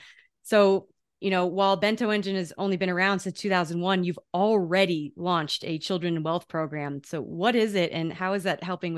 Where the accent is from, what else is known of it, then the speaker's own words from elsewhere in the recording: Darien, Connecticut, United States; moved away; also born or lived in New Canaan, Connecticut; I grew up in Fairfield County and in Darien, New Canaan